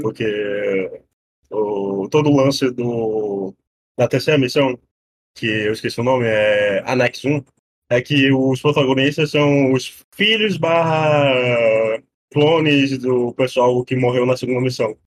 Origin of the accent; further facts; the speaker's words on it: Brazil; eu sou da Amazônia